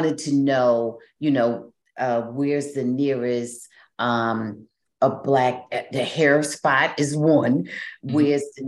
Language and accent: English; Jersey City, New Jersey, United States; now in Dallas, United States; I'm from Jersey